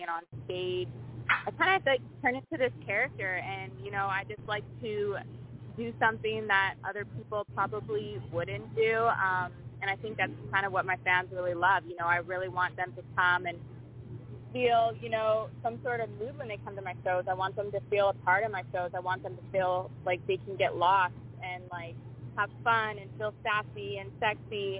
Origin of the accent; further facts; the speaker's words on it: Canada; Being Canadian